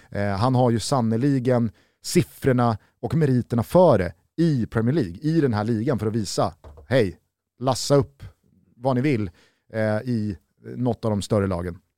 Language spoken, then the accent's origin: Swedish; Sweden; Som svensk